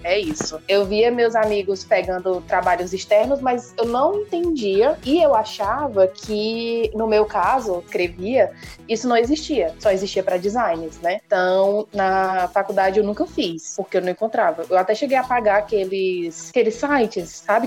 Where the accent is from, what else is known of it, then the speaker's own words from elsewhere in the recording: Fortaleza, Ceará, Brazil; Eu sou cearense, hum. né? Uhum. Nascida e criada em Fortaleza